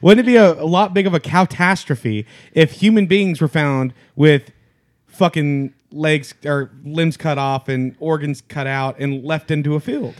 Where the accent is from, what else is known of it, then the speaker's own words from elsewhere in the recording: Louisiana, United States; I'm from Louisiana